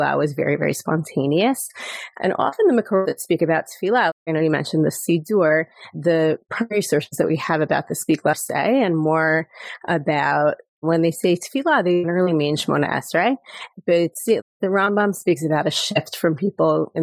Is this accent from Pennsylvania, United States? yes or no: no; New York, United States; moved away as an adult; now in Jerusalem, Israel; I live in Jerusalem. I'm originally from New York, and we made Aliyah 16 years ago